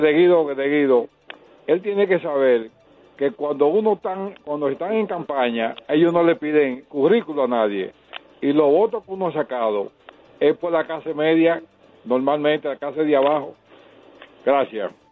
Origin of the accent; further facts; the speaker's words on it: Dominican Republic; also born or lived in La Romana; soy dominicano